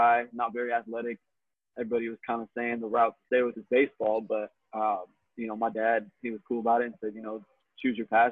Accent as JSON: {"language": "English", "town": "Phoenix", "region": "Arizona", "country": "United States", "tie": "born or raised there", "said": "born and raised in Phoenix, actually. So I'm a native here"}